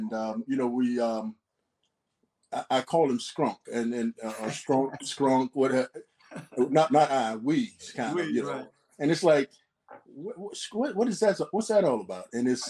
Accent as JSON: {"language": "English", "town": "Gainesville", "region": "Florida", "country": "United States", "tie": "born or raised there", "said": "I'm from Gainesville, as you said, and born and raised."}